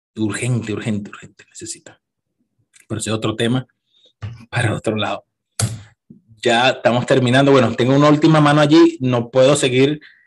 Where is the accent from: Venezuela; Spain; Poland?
Venezuela; moved away; yo no volviera a Venezuela a vivir